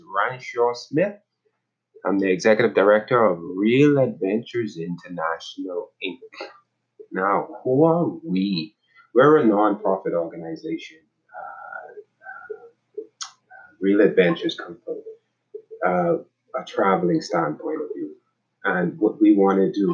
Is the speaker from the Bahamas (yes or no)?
yes; Nassau, New Providence, Bahamas; moved away as an adult; I'm from Nassau, Bahamas. I grew up in the Bahamas. I spent about 35 years in the Bahamas from birth